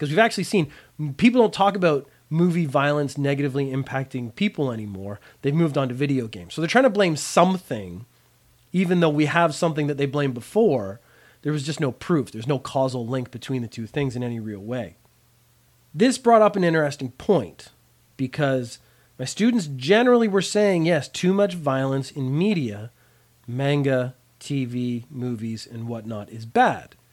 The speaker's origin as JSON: {"language": "English", "country": "Canada", "tie": "born or raised there", "also_born_or_lived": "Ireland", "said": "I grew up in Canada"}